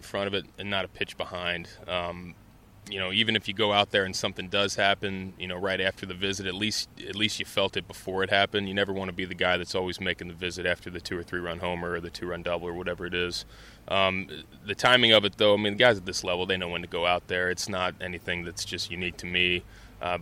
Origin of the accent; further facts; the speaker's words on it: Cincinnati, Ohio, United States; growing up in Cincinnati